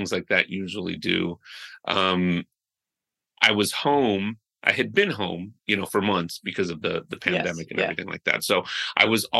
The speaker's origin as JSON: {"language": "English", "country": "United States", "tie": "born or raised there", "said": "I was born here in the States"}